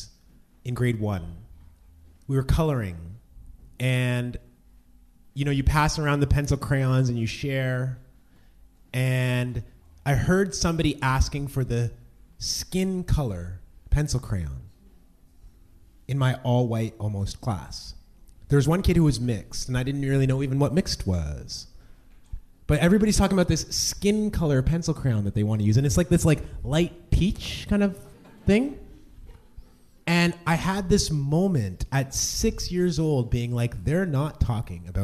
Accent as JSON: {"language": "English", "town": "Oshawa", "region": "Ontario", "country": "Canada", "tie": "born or raised there", "also_born_or_lived": "Red Deer, Alberta / Kingston, Ontario", "moved": "as an adult", "lives_now": "Toronto, Canada", "said": "I grew up mostly in Oshawa, Ontario. I was born in Red Deer, Alberta"}